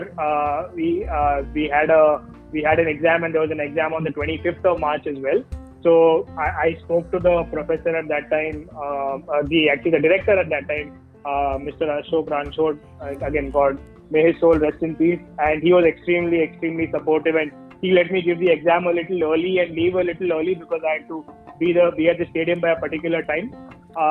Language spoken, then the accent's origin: English; Mumbai, Maharashtra, India; I am from Mumbai